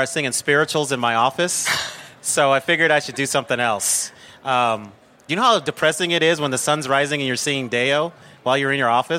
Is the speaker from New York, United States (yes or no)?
no; Denver, Colorado, United States; So being born and raised in Denver